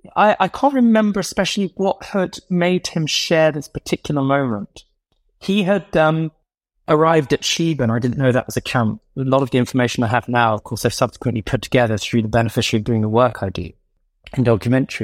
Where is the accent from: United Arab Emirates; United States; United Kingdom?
United Kingdom; London; when I was growing up in Southgate Shaw, Southgate Cock Fosters